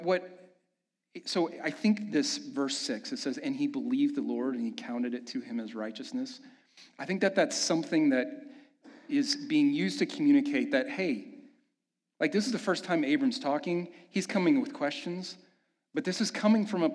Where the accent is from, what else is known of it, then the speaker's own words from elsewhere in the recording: Kansas City, United States; moved away as an adult; Amanda and I made the decision to move back to my hometown in Kansas City